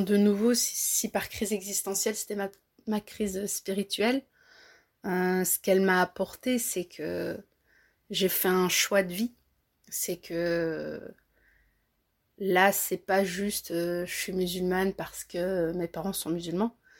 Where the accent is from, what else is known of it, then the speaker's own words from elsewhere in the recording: Belgium; Mes parents sont d'origine marocaine, euh, mais je suis belge, moi. Moi, je suis née en Belgique